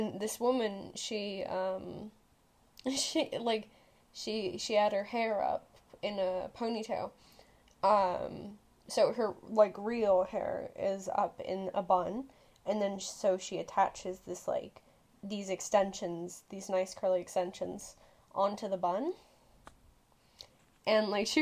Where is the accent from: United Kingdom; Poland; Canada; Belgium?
United Kingdom; Woodbridge, East of England; born or raised there; also born or lived in Liverpool; now in Beaverton, United States